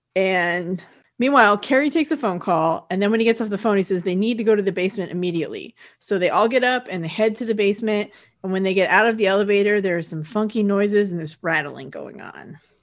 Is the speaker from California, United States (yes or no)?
yes; California, United States; I'm from California